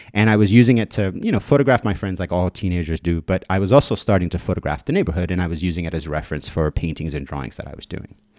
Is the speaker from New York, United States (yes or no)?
yes; New York City, New York, United States; also born or lived in Dominican Republic / Albuquerque, New Mexico; I moved here from the Dominican Republic when I was eight years old. Um, and I moved to Williamsburg, Brooklyn